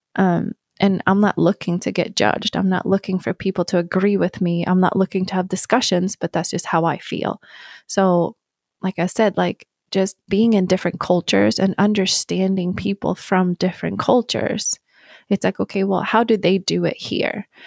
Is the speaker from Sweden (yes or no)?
yes; Sweden; moved away as an adult; also born or lived in New York; now in Arizona, United States; I'm gonna go back to Sweden.